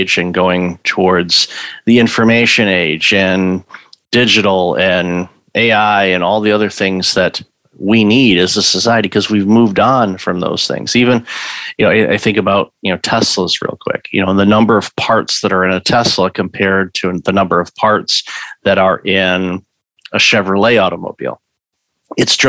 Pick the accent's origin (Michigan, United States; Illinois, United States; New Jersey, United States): Michigan, United States; Detroit; moved away; also born or lived in Windsor, Ontario, Canada; I'm originally from Detroit, so Midwest industrial auto sector, of course, for Detroit, and lived for a period of time in Windsor, Ontario